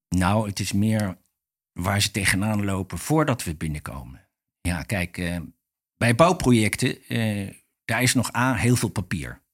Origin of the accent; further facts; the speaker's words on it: The Hague, South Holland, Netherlands; also born or lived in Rotterdam / Scheveningen; ik ben opgegroeid in Den Haag